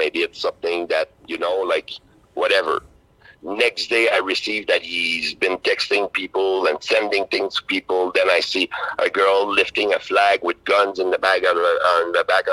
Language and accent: English; Canada; as a Canadian